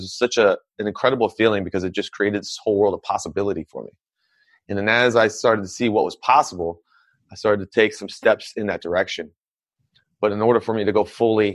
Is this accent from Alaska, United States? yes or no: yes; Anchorage, Alaska, United States; I'm originally from Anchorage, Alaska. And when I grew up in Alaska